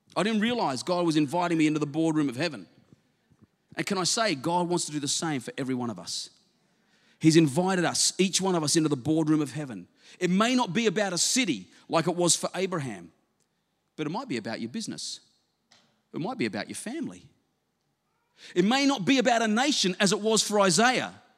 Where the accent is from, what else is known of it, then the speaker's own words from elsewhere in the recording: South Australia, Australia; moved away; I was from South Australia originally